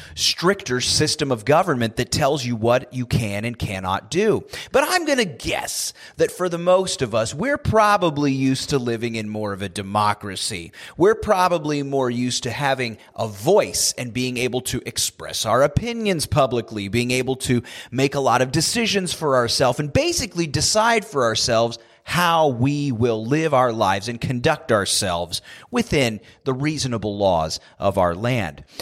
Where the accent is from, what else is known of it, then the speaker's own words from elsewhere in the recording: United States; born and raised in the United States like I have